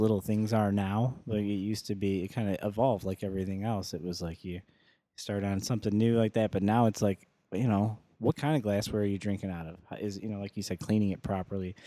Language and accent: English; Joliet, Illinois, United States; born and raised in Joliet, and I've been there since I, you know, forever